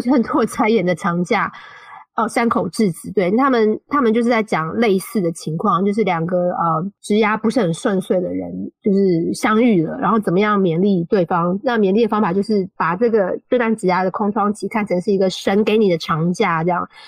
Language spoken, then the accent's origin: Chinese; Taiwan; first language Mandarin Chinese; moved away as an adult; also born or lived in China; now in United Kingdom; 我是来自台湾